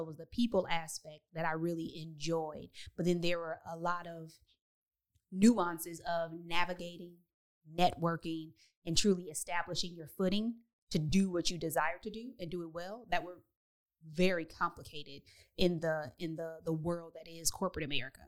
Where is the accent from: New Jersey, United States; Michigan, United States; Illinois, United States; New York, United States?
Michigan, United States; Detroit; moved away as an adult; also born or lived in Chicago / Texas; I grew up in in Detroit, so my my community looked like me